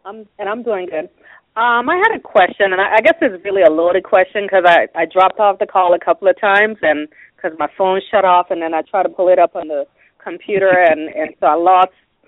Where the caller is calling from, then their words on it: Tampa, Florida, United States; I'm calling from Tampa.